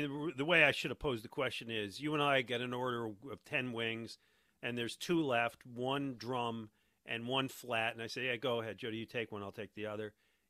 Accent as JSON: {"language": "English", "town": "Buffalo", "region": "New York", "country": "United States", "tie": "born or raised there", "moved": "yes", "said": "I grew up in Buffalo, New York."}